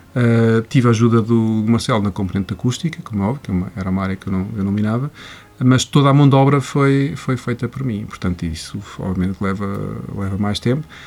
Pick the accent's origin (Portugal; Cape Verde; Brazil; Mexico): Portugal; Coimbra, Centro; moved away; na minha casa em Coimbra, porque eu sou de Coimbra